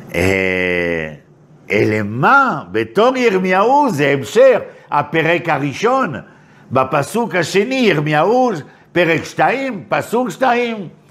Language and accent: Hebrew; Paris, Île-de-France, France; moved away as an adult; now in Israel; אני בא מפריז, ככה גדלתי